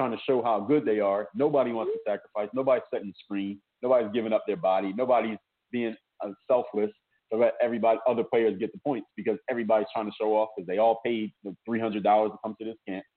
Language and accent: English; Philadelphia, Pennsylvania, United States; now in Miami, United States; I'm actually from Philadelphia